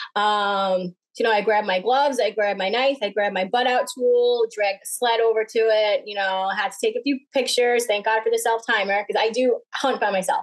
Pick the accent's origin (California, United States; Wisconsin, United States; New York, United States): New York, United States; Smithtown; I grew up in Smithtown, where people had backyards and fences